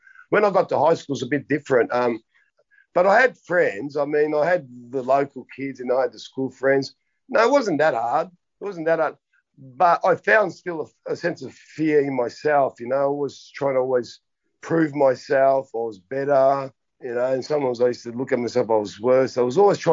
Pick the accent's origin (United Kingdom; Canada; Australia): Australia; Melbourne, Victoria; I grew up in Melbourne.